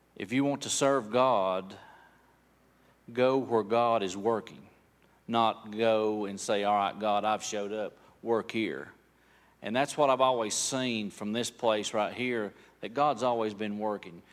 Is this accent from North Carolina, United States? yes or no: yes; Bryson City, North Carolina, United States; also born or lived in Franklin; I've lived here in Bryson City all my life. Uh, I, since I was about three years old